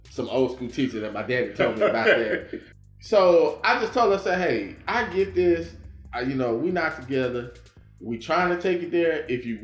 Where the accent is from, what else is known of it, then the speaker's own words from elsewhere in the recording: Fort Worth, Texas, United States; I'm from Funky Town. I'm from Rolling Hills. I'm …. That's where I used to stay. That's where I grew up.